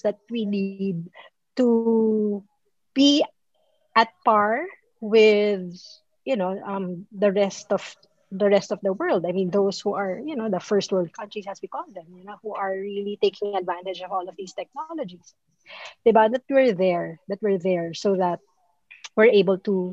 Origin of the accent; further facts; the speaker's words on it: Philippines; being a Filipino